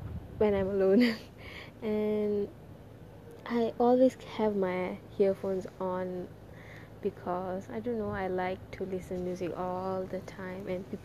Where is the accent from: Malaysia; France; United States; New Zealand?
Malaysia; Kajang, Selangor; also born or lived in Sungai Besi, Kuala Lumpur; I studied my primary education in SJKT Sungai Besi and continued my secondary education in SMK Bandar Baru Sungai Long, and I'm from Cheras Kajang, somewhere near Sungai Long